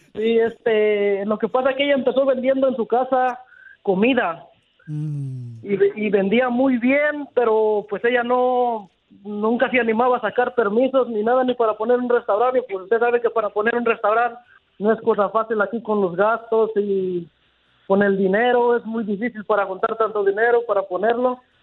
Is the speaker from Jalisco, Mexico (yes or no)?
no; Toluca, State of Mexico, Mexico; now in San Jose, United States; yo soy de Toluca, el Estado de México